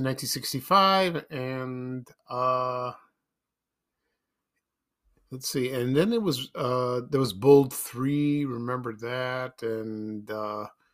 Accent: Chicago, Illinois, United States; when I was growing up in Chicago, in the South Shore neighborhood and on the South Side, we lived in an apartment on Colfax Avenue

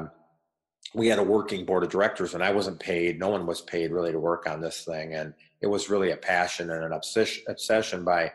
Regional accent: Racine, Wisconsin, United States; my hometown of Racine, Wisconsin

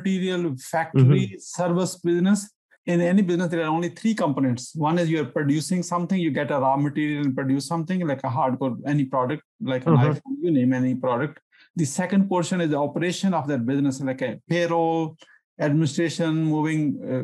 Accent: Pakistan; now in United States; I'm originally from Pakistan

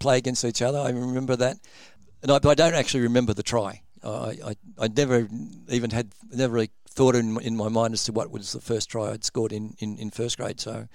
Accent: Sydney, New South Wales, Australia; also born or lived in Albury; I was actually originally born in Albury, um, moved to Sydney when I was about eleven

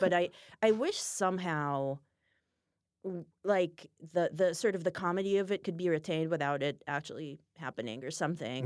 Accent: Israel; moved away; I'm from Israel

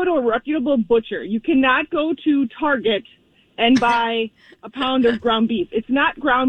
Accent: Wisconsin, United States; now in Minneapolis–Saint Paul, United States; I grew up in Wisconsin. I do live in the cities here.

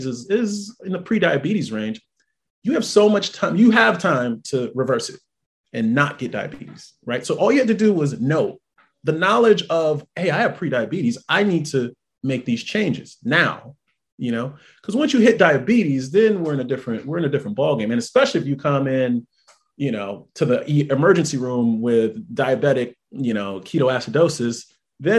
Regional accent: New York City, New York, United States; moved away as an adult; also born or lived in Jamaica, Queens / Fairbanks, Alaska / Grass Valley, California; now in Tampa, United States; I grew up in Brooklyn, I grew up in Brownsville, I grew up on Rockaway and Atlantic. So coming from that community, you know, then I moved to Jamaica, Queens

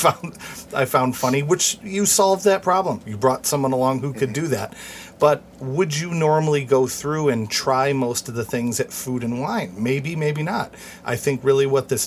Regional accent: New York, United States; we're both originally from New York State

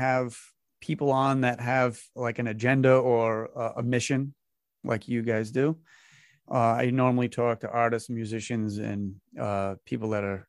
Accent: Massachusetts, United States; I'm up in Massachusetts, so I have my own strange accent. Oh, yeah. And I, and I grew up on the border of Rhode Island.

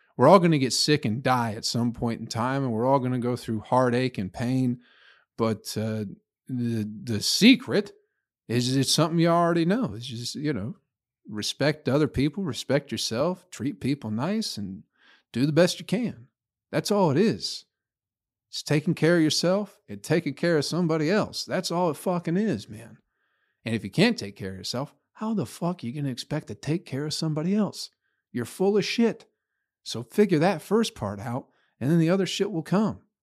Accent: Michigan, United States; also born or lived in Flint, Michigan; now in Nashville, United States; I grew up in Michigan

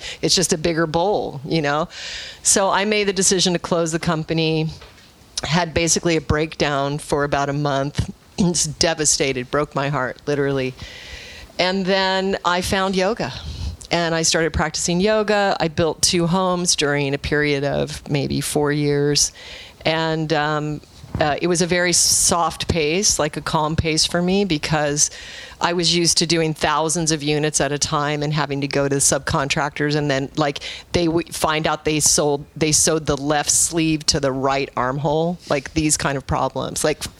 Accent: Alaska, United States; I was raised in Alaska, and I went to... very proudly went to Arizona State, which Rich does not recognize as a real institution.

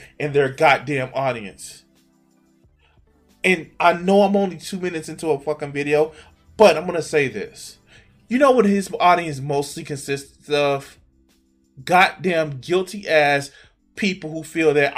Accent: Chicago, Illinois, United States; I grew up in the fucking 90s, dog. I grew up in Chicago

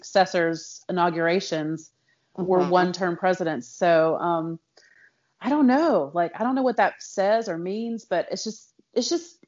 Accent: United States; I am an American

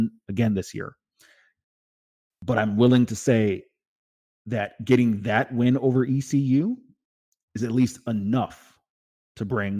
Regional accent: Tampa, Florida, United States; my hometown of Tampa

